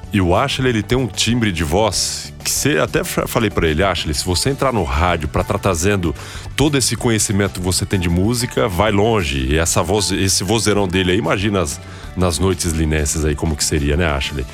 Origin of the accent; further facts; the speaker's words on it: Araçatuba, São Paulo, Brazil; moved away as an adult; now in Lins, Brazil; eu sou de Araçatuba, mas eu venho para cá, para Lins sempre